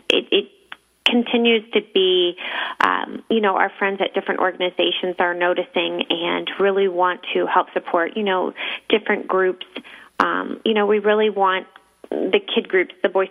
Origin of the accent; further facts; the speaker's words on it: Midwest, United States; now in Cincinnati, United States; I'm a Midwestern girl. I was born and bred in the Midwest here.